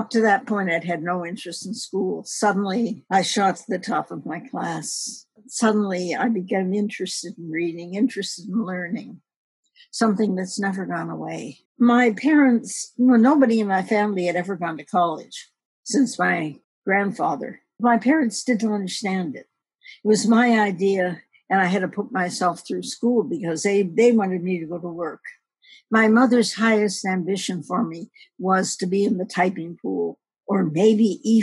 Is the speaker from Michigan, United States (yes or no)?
yes; Detroit, Michigan, United States; I grew up in a predominantly Black neighborhood in Detroit